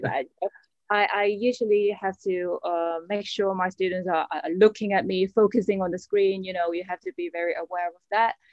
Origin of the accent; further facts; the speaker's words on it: Hong Kong; now in London, United Kingdom; I came from Hong Kong.